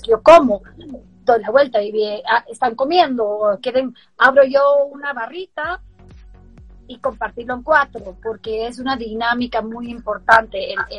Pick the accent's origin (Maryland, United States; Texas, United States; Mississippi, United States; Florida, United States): Maryland, United States; Baltimore; yo crecí en Baltimore